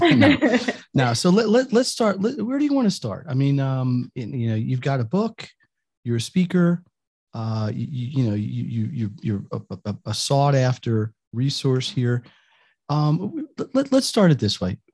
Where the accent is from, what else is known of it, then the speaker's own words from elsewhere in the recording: Northeast, United States; I'm from the Northeast